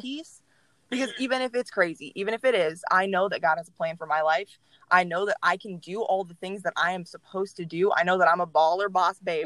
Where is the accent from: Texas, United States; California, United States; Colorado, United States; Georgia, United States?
Texas, United States; Mansfield; I grew up in Mansfield. I was born in Mansfield